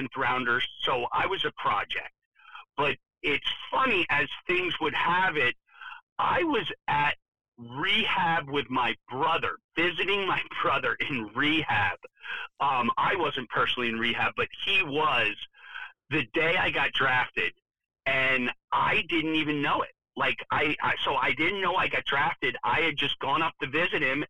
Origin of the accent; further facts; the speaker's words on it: Main Line, Pennsylvania, United States; also born or lived in Delaware County, Pennsylvania; I grew up on the Main Line.